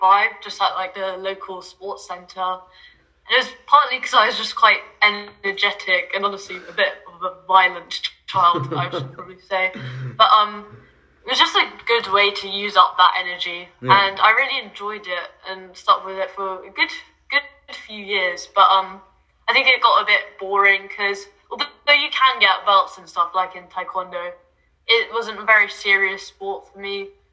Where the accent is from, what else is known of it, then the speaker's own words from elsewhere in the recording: London, United Kingdom; I'm from North London, like Camden area.